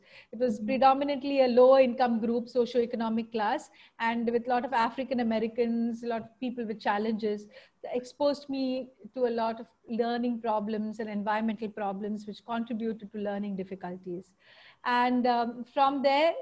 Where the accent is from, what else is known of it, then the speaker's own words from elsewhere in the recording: Mumbai, Maharashtra, India; also born or lived in United States; now in Chennai, India; Although I hail from Mumbai, my family had moved to Chennai by then